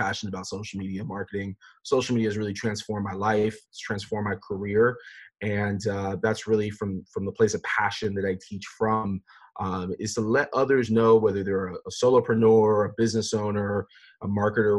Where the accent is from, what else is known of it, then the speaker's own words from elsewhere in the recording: Fort Lauderdale, Florida, United States; I grew up in South Florida, born and raised in Fort Lauderdale